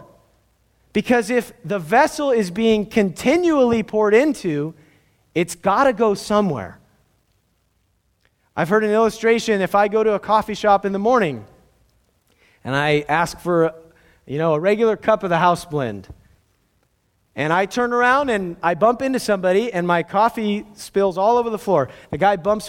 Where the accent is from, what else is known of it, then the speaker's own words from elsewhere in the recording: Southern California, United States; I grew up in Southern California